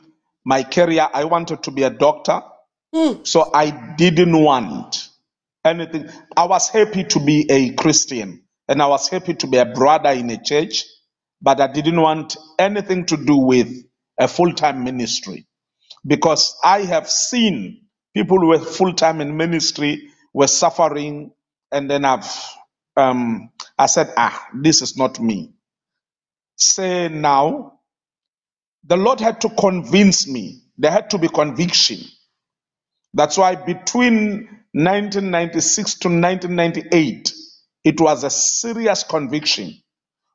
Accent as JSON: {"language": "English", "town": "Nelspruit", "region": "Mpumalanga", "country": "South Africa", "moved": "as an adult", "lives_now": "Cape Town, South Africa", "said": "I'm from Nelspruit"}